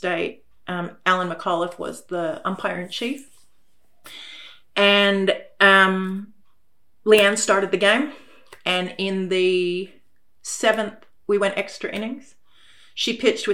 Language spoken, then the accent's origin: English; United States; now in Australia; I come from America